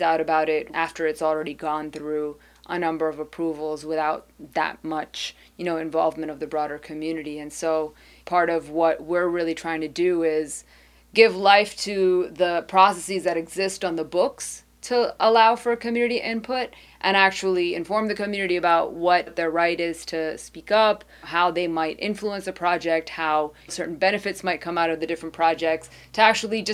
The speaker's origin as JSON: {"language": "English", "region": "Northeast", "country": "United States", "also_born_or_lived": "Haiti", "moved": "as an adult", "lives_now": "Miami, United States", "said": "I am originally from the Northeast."}